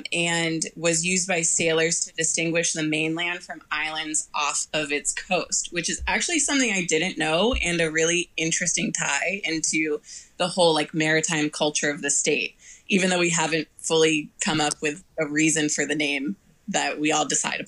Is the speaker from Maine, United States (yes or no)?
yes; Maine, United States; my home state of Maine